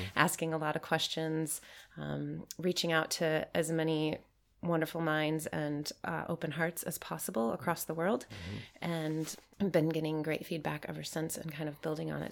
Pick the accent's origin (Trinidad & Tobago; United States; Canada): United States; Michigan; I'm from Michigan in the United States